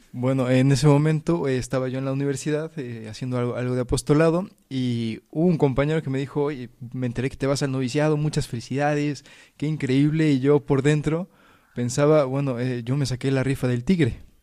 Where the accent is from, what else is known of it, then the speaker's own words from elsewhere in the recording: Puebla, Mexico; moved away as an adult; now in Spain; soy de México, nací en Puebla